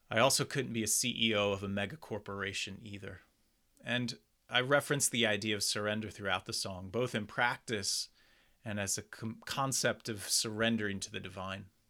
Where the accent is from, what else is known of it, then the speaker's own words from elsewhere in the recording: Doylestown, Pennsylvania, United States; my hometown of Doylestown, Pennsylvania